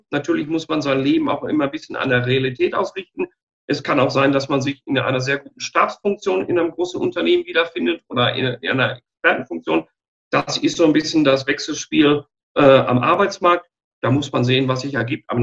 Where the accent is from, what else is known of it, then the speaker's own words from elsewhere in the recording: Dortmund, North Rhine-Westphalia, Germany; moved away as an adult; also born or lived in China; now in Regensburg, Germany; Ursprünglich komme ich aus dem Ruhrgebiet, aus, ah. aus, aus Dortmund, aber es hat mich jetzt mit der Continental nach Bayern verschlagen, was äh, kulturell wie menschlich sehr interessant ist und mittlerweile zu meiner zweiten Heimat geworden.